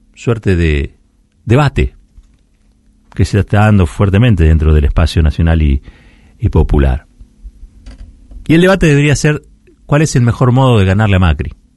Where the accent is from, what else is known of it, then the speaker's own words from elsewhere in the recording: Argentina; Luchar es lo que nos define como argentinos